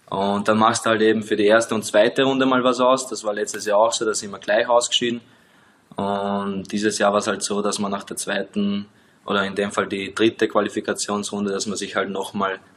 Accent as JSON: {"language": "German", "country": "Liechtenstein", "said": "als direkt bei uns in Liechtenstein."}